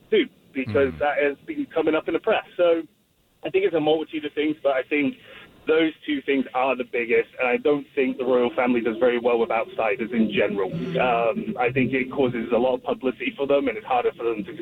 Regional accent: England, United Kingdom; I'm from England.

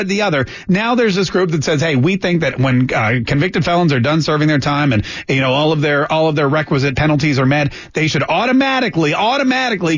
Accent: Canada; now in Florida, United States; I was born in Canada

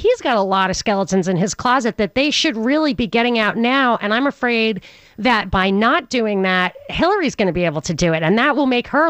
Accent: New York, United States; when I was growing up in New York.

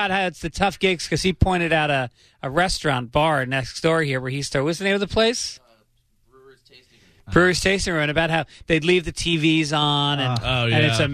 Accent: New York, United States; now in California, United States; I grew up in New York

